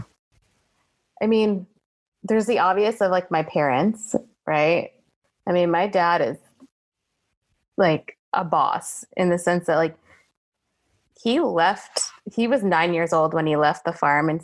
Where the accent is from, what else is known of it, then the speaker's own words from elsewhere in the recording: New Jersey, United States; I grew up in North Jersey in the land of literally they filmed The Sopranos in my town